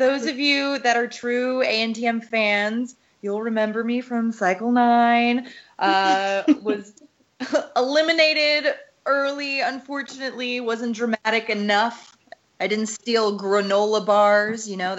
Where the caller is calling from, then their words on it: Oregon, United States; Oh, the beautiful state of Oregon.